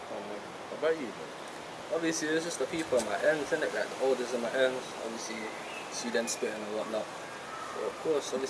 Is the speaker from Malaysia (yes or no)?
no; London, United Kingdom; Obviously, i from North London, Islington, N7